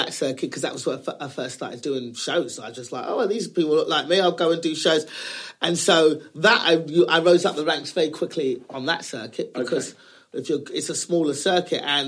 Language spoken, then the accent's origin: English; England, United Kingdom; moved away as an adult; also born or lived in Los Angeles, United States; now in United States; we're born and raised in England